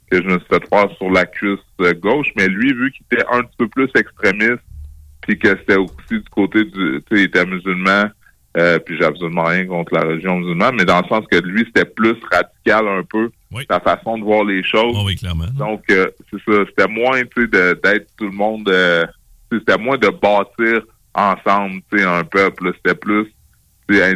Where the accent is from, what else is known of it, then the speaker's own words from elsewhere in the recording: Quebec City, Quebec, Canada; je viens de Charlebourg, Beauport.